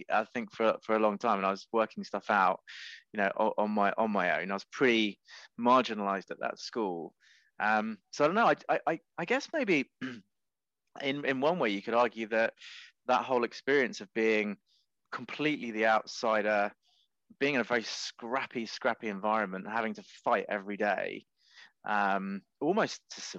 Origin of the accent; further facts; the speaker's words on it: Cambridge, East of England, United Kingdom; Well, Cambridge is a beautiful place. So there's that. But my sort of secondary school years weren't that great because my mother sent me to a Catholic school